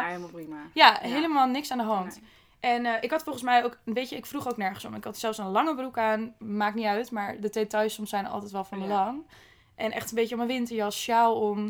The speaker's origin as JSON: {"language": "Dutch", "country": "Netherlands", "said": "als Nederlander"}